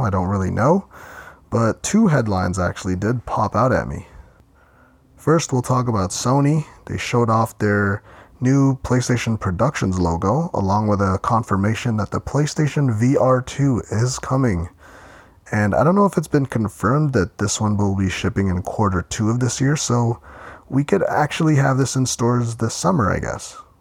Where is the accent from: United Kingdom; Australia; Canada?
Canada; Ontario; my hometown